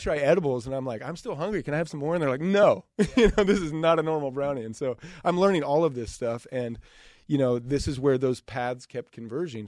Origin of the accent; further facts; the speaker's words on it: Idaho, United States; growing up in Idaho